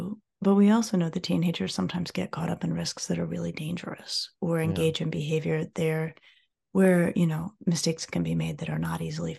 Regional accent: Colorado, United States; I grew up in Colorado and I grew up skiing and I grew up, you know, playing outdoors with my friends

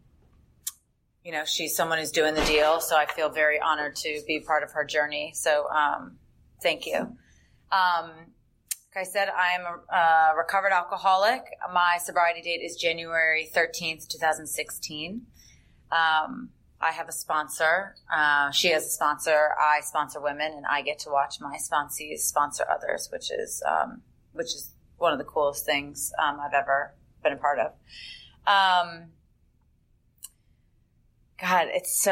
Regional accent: Northern Virginia, United States; I am originally from Northern Virginia

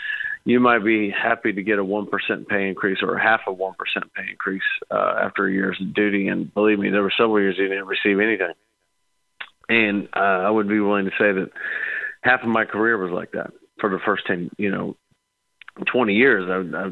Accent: St. Louis, Missouri, United States; I grew up in the Midwest, and, you know, we're out of, say, St. Louis area

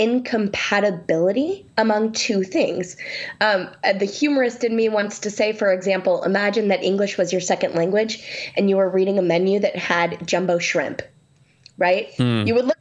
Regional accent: Sacramento, California, United States; I'm from Sacramento and in California.

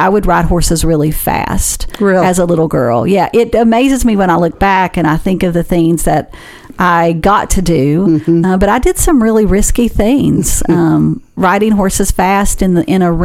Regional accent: Wyoming County, West Virginia, United States; also born or lived in Cleveland, Tennessee; now in Huntington, United States; We grew up in a very small town in West Virginia, the southern part of West Virginia. So I grew up in Wyoming County

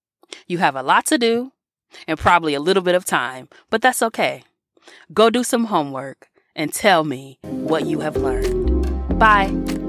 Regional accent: Chicago, Illinois, United States; born there; I was born on the South Side of Chicago in a context steeped with Black history

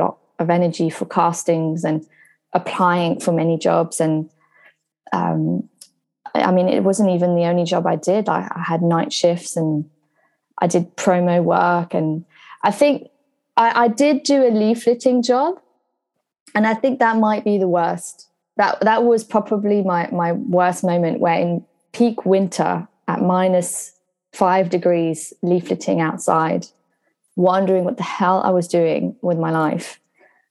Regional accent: Brittany, France; moved away as an adult; also born or lived in Surrey, England; now in London, United Kingdom; I come from a small town in France

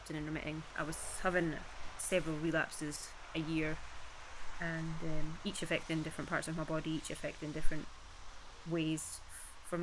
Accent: Peebles, Scotland, United Kingdom; I am originally from Peebles in the Scottish Borders

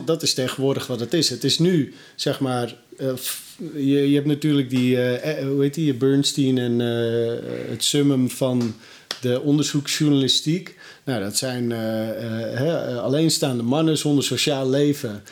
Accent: North Holland, Netherlands; ik kom dan uit Noord-Holland

